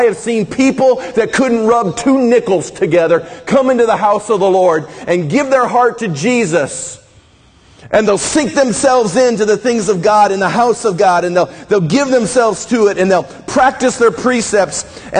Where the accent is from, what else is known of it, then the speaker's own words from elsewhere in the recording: Midwest, United States; I grew up in the Midwest. We had a culture in there.